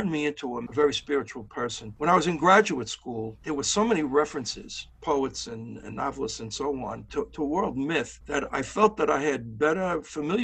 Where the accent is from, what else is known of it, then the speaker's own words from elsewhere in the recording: New York City, New York, United States; I grew up in Brooklyn at an early age, in my teenage years, living in a neighborhood with a lot of violence and conflict.